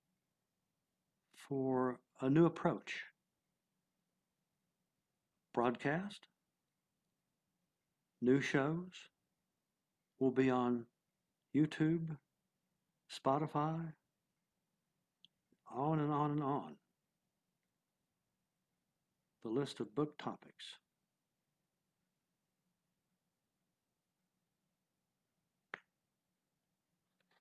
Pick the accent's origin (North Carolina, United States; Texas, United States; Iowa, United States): Texas, United States; I am from Texas